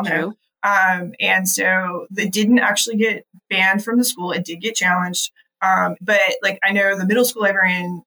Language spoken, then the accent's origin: English; North Georgia, United States; I grew up in North Georgia.